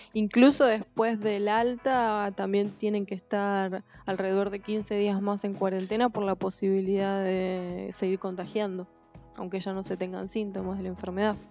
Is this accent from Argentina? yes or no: yes; Argentina